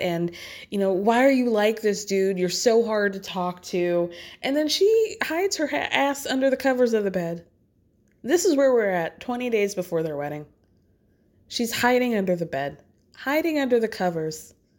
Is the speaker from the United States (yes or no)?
yes; the South, Southern United States, United States; now in New York, United States; as a Southerner